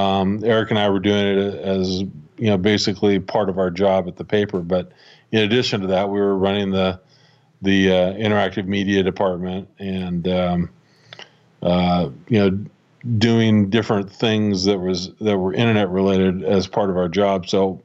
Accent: Washington, United States; Well, I grew up here in the Pacific Northwest, and I've lived here pretty much my whole life. Was born and raised just west of Seattle, out on the Olympic Peninsula

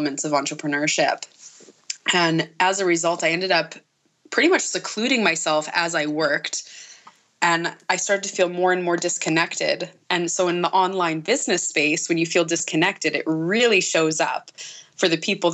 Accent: Nipawin, Saskatchewan, Canada; my hometown here in Nipawin

